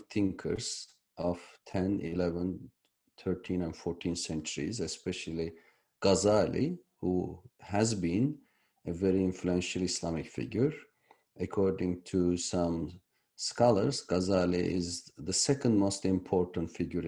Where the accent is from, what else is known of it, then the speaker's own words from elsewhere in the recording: Turkey; moved away; I was born in Turkey